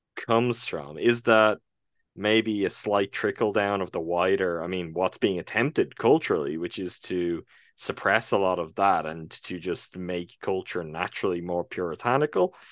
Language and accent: English; Ireland; I'm from Ireland. I'm from what was until very recently, maybe the most Catholic country in the world